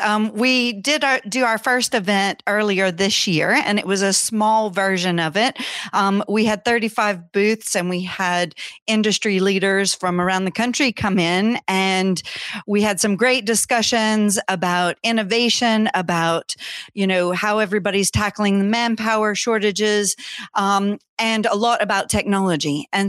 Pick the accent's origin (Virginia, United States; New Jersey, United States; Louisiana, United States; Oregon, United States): Louisiana, United States; also born or lived in Scotland; Well, I'm from Louisiana, but I've lived in Scotland for 20 years. Just moved back right before COVID.